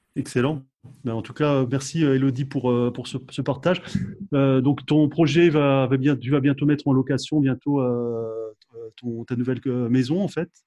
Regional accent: France; chez nous en France

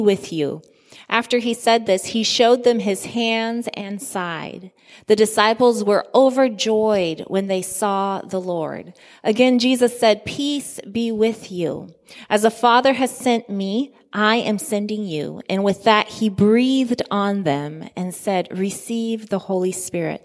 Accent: Guinea; I grew up in Guinea, West Africa, in a predominantly Muslim community

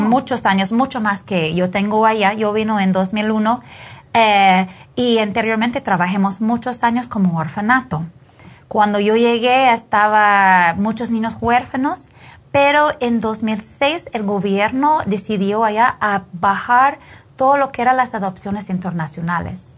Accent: Canada; Spanish is a second language; moved away as an adult; now in Guatemala; yo soy canadiense

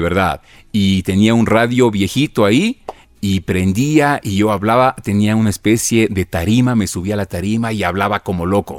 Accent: Conocoto, Pichincha, Ecuador; Yo, nací en Conocoto, en el Valle de los Chillos

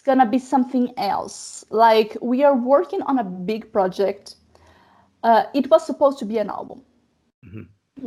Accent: Brazil; moved away as an adult; now in Germany; I am a new immigrant because I live in Germany. I'm from Brazil.

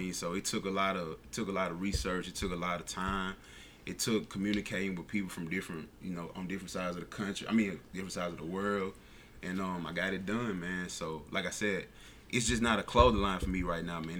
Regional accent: Mississippi, United States; somewhere in Mississippi

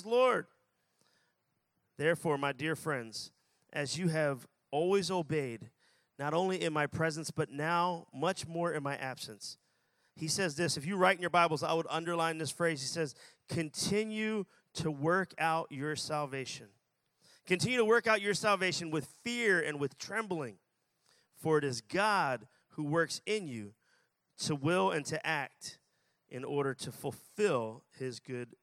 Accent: Philadelphia, Pennsylvania, United States; I'm from Philadelphia, and I pastor a church in Philadelphia

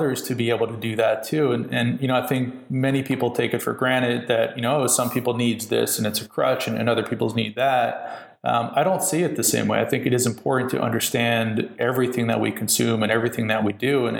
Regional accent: New York, United States; now in California, United States; I'm in California now, which is a very different mindset than where I'm from, you know, in New York. And I'm still a New Yorker. I always will be.

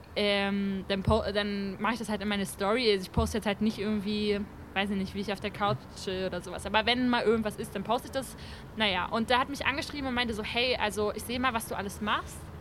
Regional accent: Brandenburg, Germany; also bei uns in Brandenburg hat es an den Lehrern gemangelt.

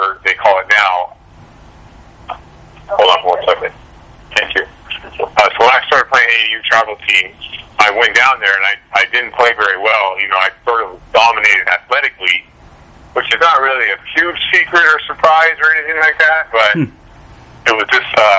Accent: Seattle, Washington, United States; I grew up in Seattle, a small town in Seattle

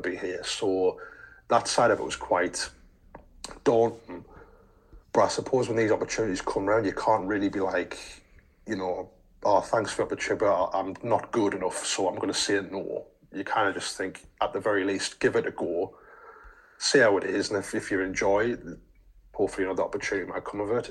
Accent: Sunderland, North East England, United Kingdom; we're both lads from Sunderland

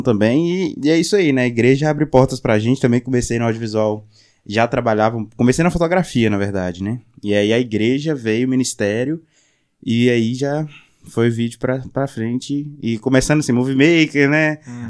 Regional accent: Minas Gerais, Brazil; accent: mineiro; moved away; sotaque mineiro, vim de Minas

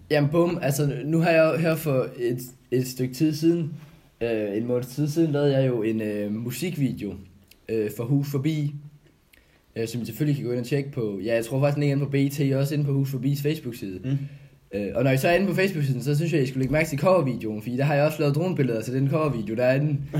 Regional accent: Odense, Southern Denmark, Denmark; moved away; also born or lived in Kolding; hvor jeg er fra jo, det er jo det fynske land, der, der ligger i blodet

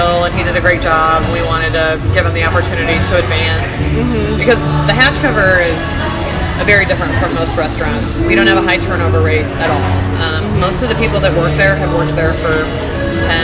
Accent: Illinois, United States; also born or lived in Wisconsin; now in Colorado, United States; growing up in Illinois and then living in Wisconsin

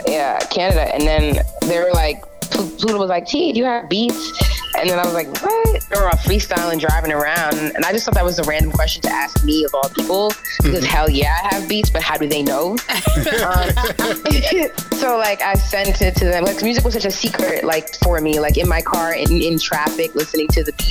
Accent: Waltham, Massachusetts, United States; also born or lived in Leominster, Massachusetts / Fitchburg, Massachusetts; I was born and raised in Waltham, Mass

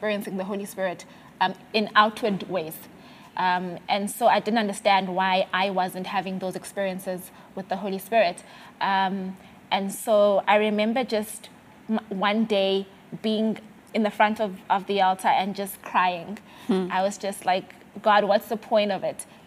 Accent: Mthatha, Eastern Cape, South Africa; moved away as an adult; also born or lived in Grahamstown, South Africa / South Korea; I grew up in Mtata, right? Small town

